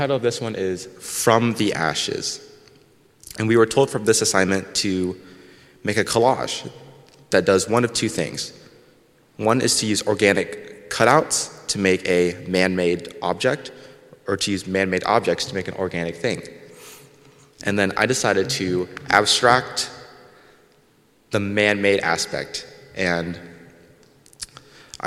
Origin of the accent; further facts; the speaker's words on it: Goshen, Indiana, United States; I was born here in Goshen